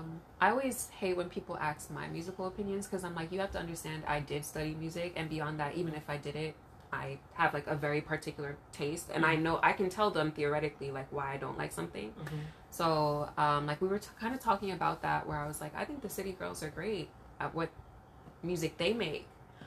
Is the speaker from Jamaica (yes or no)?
yes; Jamaica; And maybe remember we're Jamaican, so it's like the dance hall too.